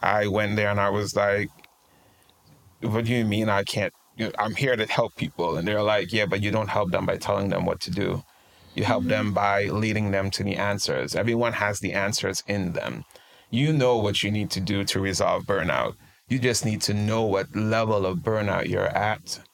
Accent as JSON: {"language": "English", "country": "Trinidad & Tobago", "tie": "born or raised there", "moved": "as an adult", "lives_now": "United States", "said": "I'm originally from Trinidad and Tobago, a beautiful country. We like to call it the twin island in the sun. Um, uh, born and raised, and I moved to the US uh, right when I turned about 21."}